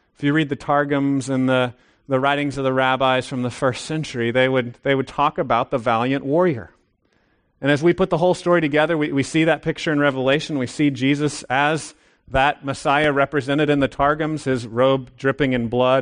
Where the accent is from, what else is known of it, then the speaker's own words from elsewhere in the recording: United States; I'm an American